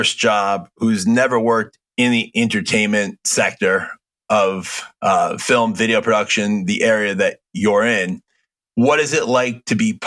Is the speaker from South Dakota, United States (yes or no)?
no; outside of Hartford, Connecticut, United States; also born or lived in Long Island; I grew up outside of Hartford.